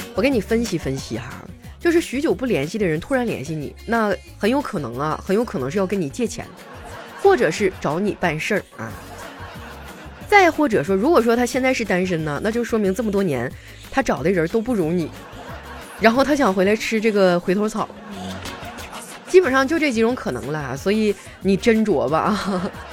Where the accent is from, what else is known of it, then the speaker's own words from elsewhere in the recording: northern China, China; moved away; 其实我是一个北方人，在我们家这边是不产杨梅的